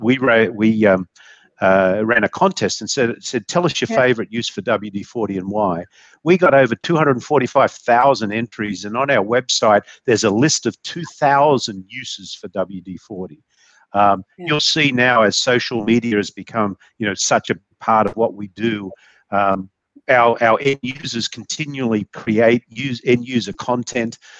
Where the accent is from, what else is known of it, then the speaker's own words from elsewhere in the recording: Australia; now in United States; being an Aussie